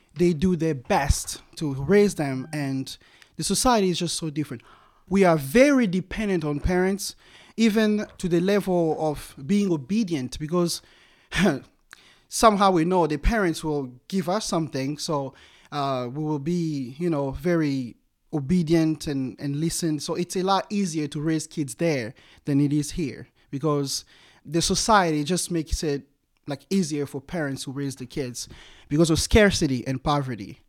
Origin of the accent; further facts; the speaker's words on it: DR Congo; moved away as an adult; now in United States; growing up in the Congo was a total different animal